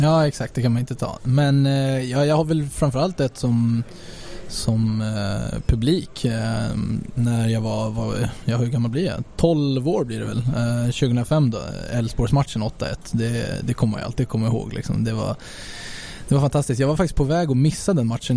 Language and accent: Swedish; Sweden; moved away; som svensk